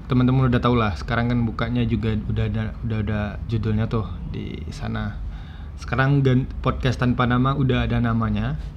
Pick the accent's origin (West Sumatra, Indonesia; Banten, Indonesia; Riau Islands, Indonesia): West Sumatra, Indonesia; Sungai Geringging; Sugar itu singkatan dari tempat saya kecil, dibesarkan dan eh, ya kampung saya di situ. Sugar Sungai Geringging